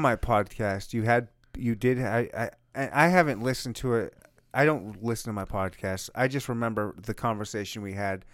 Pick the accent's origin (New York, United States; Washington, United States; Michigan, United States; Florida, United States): Michigan, United States; I was born and raised in Michigan